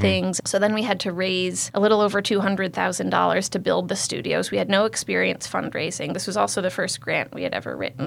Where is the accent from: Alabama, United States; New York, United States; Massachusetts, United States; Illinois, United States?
Massachusetts, United States; Pittsfield; moved away as an adult; also born or lived in Cambridge, Massachusetts / Connecticut; I was born in Pittsfield, and I am the fourth generation of my family to live in the Berkshires